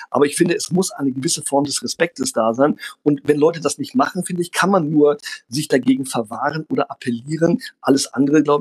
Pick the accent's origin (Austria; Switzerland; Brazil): Brazil; ich bin in Brasilien groß geworden, wo eine andere Schulkultur herrscht, wo auch sehr viel in der Oberstufe debattiert wurde, in der deutschen Schule.